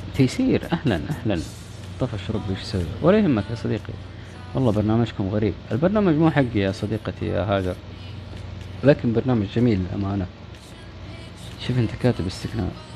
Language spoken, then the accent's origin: Arabic; Saudi Arabia; نحتفل فيها مو بس كسعوديين